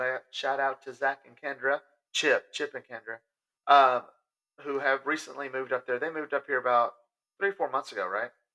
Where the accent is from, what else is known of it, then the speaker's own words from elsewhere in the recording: Sulphur Springs, Texas, United States; my hometown of Sulphur Springs